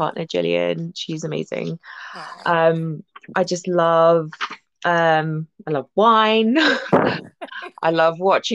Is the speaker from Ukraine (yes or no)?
no; Malaysia; I grew up in Malaysia